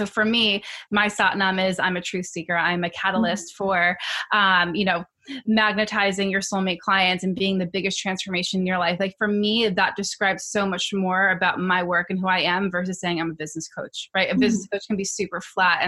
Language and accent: English; New York, United States; I'm from New York, native New Yorker